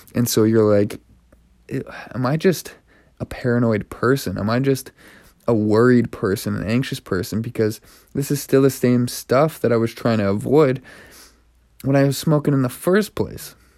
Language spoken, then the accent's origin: English; Canada; now in Montreal, Canada; I'm from Canada